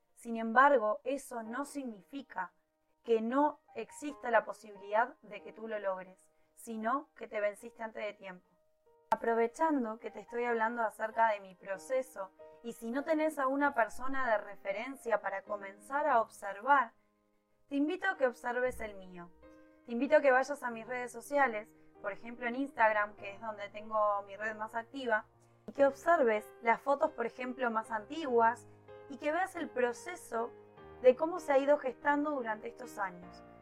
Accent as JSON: {"language": "Spanish", "country": "Uruguay", "said": "en mi país, en Uruguay"}